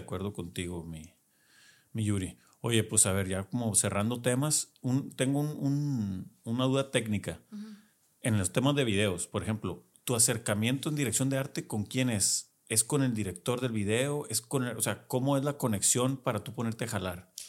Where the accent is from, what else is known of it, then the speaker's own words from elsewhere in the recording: Culiacán, Sinaloa, Mexico; somos paisanos, somos de Culiacán los dos